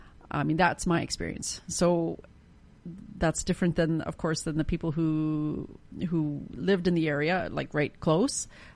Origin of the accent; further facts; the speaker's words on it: near the Bennett Dam, British Columbia, Canada; I grew up near the Bennett Dam, or relatively near, and I was born the year that it was finished